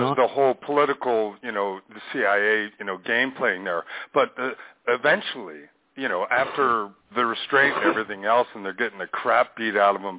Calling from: Missoula, Montana, United States; from Missoula, Montana.

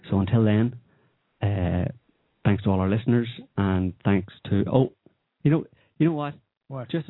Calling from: Oklahoma, United States

